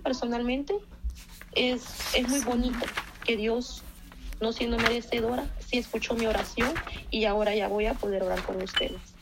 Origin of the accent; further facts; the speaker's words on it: Dallas, Texas, United States; now in Kentucky, United States; Yo soy de Dallas, Texas, entonces pues tengo poco de que estoy viviendo en Kentucky.